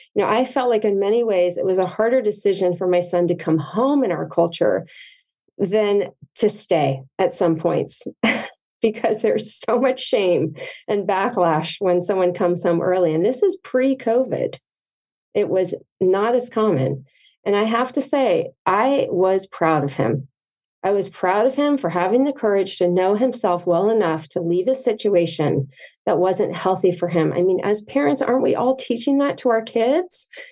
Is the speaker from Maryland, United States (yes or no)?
yes; Potomac, Maryland, United States; also born or lived in Provo, Utah; now in San Clemente, United States; I grew up in Potomac, Maryland